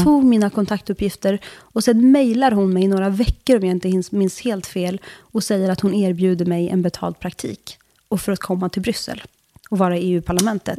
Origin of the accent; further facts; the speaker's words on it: Bollnäs, Gävleborg County, Sweden; moved away as an adult; also born or lived in Turkey / Södertälje / Brussels; jag är från Bollnäs